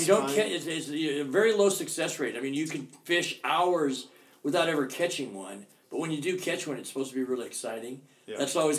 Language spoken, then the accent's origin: English; Seattle, Washington, United States; People oftentimes, if they find out I'm from Seattle, they say, hey, what's cool to see in Seattle?